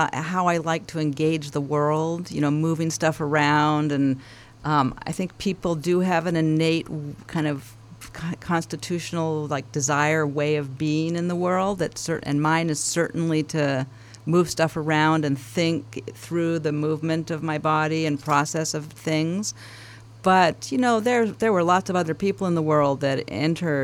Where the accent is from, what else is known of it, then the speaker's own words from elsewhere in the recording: Vancouver, British Columbia, Canada; in Vancouver, where I grew up, in Canada